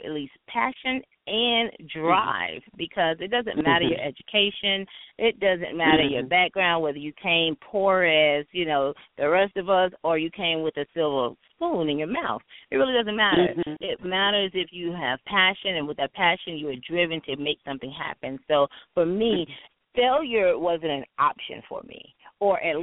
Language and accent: English; Jacksonville, Florida, United States; now in Atlanta, United States; I am from Jacksonville, Florida